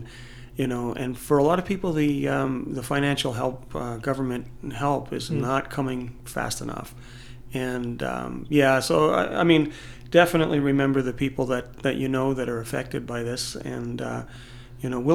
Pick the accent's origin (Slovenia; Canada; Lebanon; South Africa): Canada; accent: Canadian; I'm from Canada